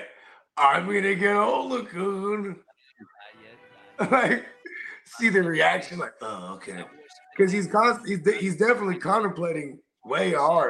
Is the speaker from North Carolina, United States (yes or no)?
no; the Bay Area, California, United States; growing up in the Bay